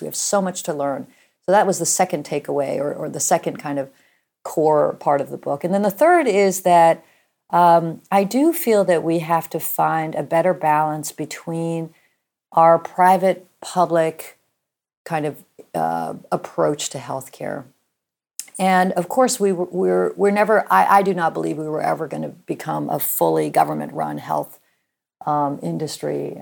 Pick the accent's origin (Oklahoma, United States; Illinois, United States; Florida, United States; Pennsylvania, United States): Oklahoma, United States; Norman; I grew up in Norman, Oklahoma